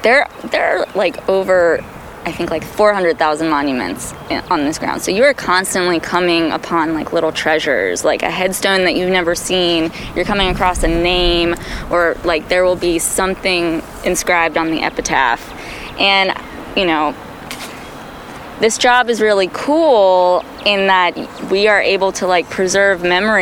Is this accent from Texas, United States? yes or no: no; Maryland, United States; also born or lived in Washington, D.C.; So I was born and raised in Maryland, and then I moved up here when I transferred from American University down in Washington, D.C., and completed my undergrad at Brooklyn College.